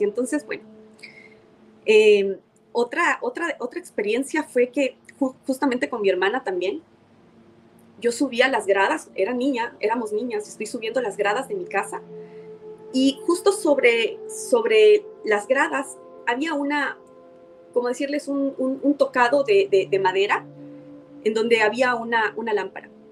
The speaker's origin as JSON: {"language": "Spanish", "country": "Ecuador", "said": "las personas en mi país"}